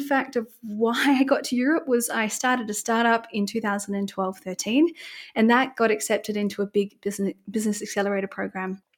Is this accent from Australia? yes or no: yes; Bermagui, New South Wales, Australia; moved away as an adult; now in Munich, Germany; I'm originally from Australia, so a very small town called Bermagui, which is south of Sydney